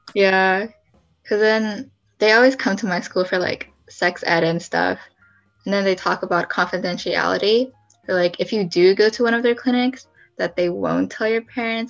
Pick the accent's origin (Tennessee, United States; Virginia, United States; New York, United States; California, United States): California, United States; San Leandro; I'm from San Leandro.